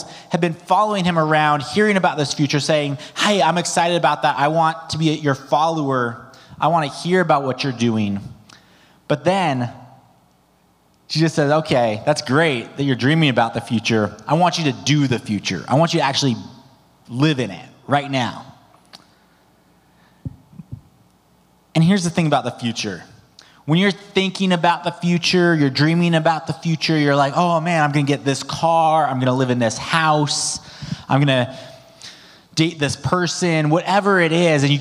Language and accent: English; United States; now in Canada; my parents are American. I'm actually American too, but I've been here long enough, I try to pretend I'm a Canadian.